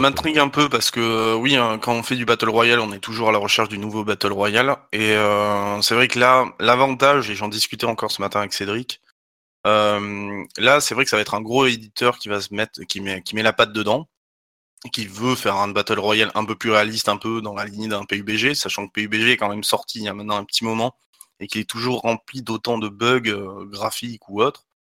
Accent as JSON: {"language": "French", "town": "Talence", "region": "Nouvelle-Aquitaine", "country": "France", "said": "je suis de Talence"}